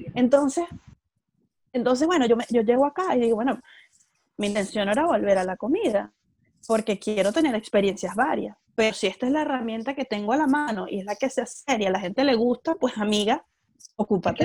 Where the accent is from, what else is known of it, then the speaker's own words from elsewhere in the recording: Venezuela; moved away as an adult; also born or lived in Caracas, Venezuela / Chile; now in Melbourne, Australia; soy venezolana, tengo 29 años y crecí en un pueblo en Venezuela. Luego me fui a estudiar a Caracas